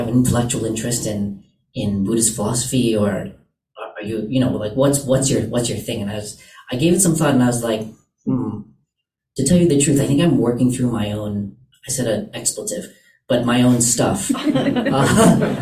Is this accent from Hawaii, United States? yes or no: yes; Hawaii, United States; moved away; also born or lived in San Francisco; I grew up in Hawaii, which is a sovereign kingdom